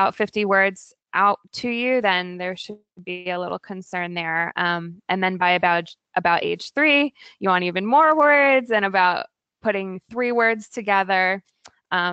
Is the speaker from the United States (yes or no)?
yes; Virginia, United States; born or raised there; also born or lived in California / Oregon / Maryland; now in Portland, United States